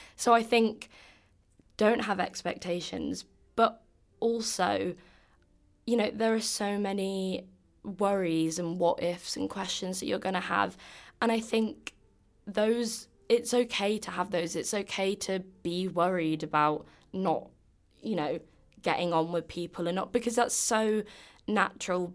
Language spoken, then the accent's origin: English; England, United Kingdom; accent: English; moved away as an adult; now in Boston, United States; I have an English accent